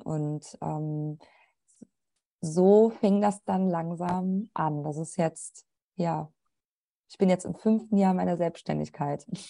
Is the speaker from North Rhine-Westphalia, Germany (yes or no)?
yes; Troisdorf, North Rhine-Westphalia, Germany; ich bin gebürtige Rheinländerin. Ich komme aus Troisdorf